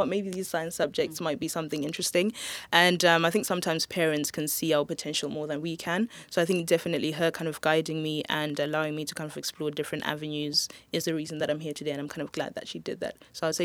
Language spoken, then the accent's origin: English; Zimbabwe; moved away; also born or lived in Swansea; I'm from Zimbabwe personally